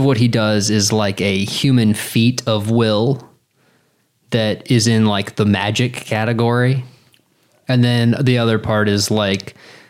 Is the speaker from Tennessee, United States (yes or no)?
no; Durham, North Carolina, United States; I grew up in Durham, which is a good, diverse city with colleges and smart things happening.